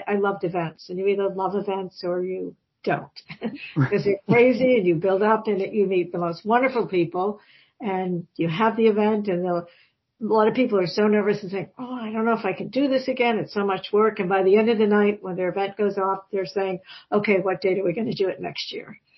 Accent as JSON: {"language": "English", "region": "Massachusetts", "country": "United States", "tie": "born or raised there", "said": "Um, well, I grew up in Massachusetts, so I kind of, you know, loved the Jimmy Fund almost as a kid."}